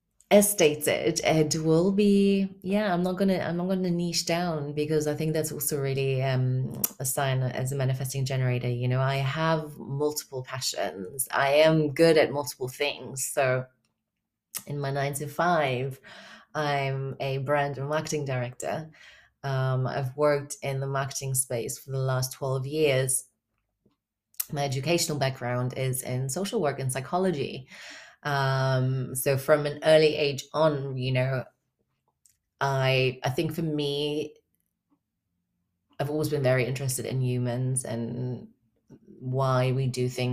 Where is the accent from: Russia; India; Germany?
Germany; I currently reside in Germany. I'm from Germany originally, but I've kind of lived all over.